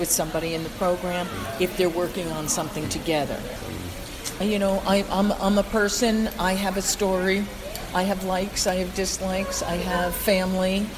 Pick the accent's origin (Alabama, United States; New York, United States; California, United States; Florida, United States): New York, United States; White Plains; also born or lived in New Rochelle, New York; I'm really a native Westchester person. I was born in White Plains, I lived in New Rochelle, and now I've been in Rye for about uh, 15 years.